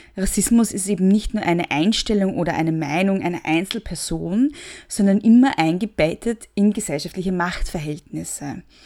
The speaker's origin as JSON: {"language": "German", "country": "Austria", "said": "ich bin Österreicherin"}